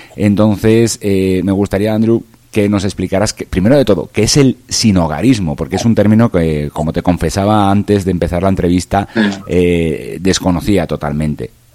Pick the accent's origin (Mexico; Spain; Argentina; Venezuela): Spain; Valencia, Valencian Community; desde bien pequeño, pues eh, en la calle de mi casa, yo soy de, de Valencia, un poquito más al sur de, de Barcelona